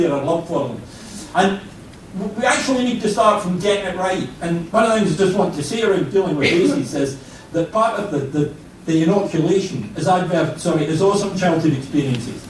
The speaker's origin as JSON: {"language": "English", "region": "Scotland", "country": "United Kingdom", "said": "I'm Scottish"}